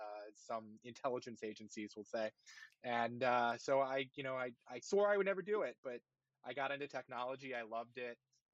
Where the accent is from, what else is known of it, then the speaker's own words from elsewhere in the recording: Washington, District of Columbia, United States; I grew up in the Washington, D.C. area.